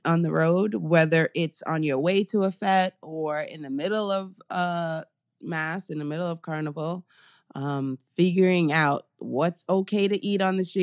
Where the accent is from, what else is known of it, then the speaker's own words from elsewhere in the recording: New York, United States; as a New Yorker